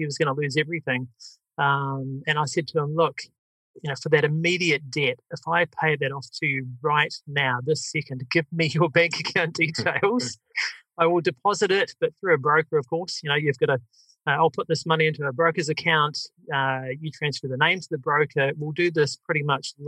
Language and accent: English; New Zealand; accent: New Zealand; my New Zealand accent